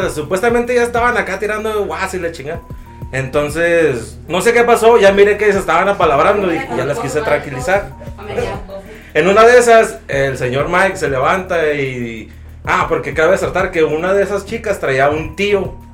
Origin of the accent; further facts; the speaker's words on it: Italy; yo no soy francés, soy italiano.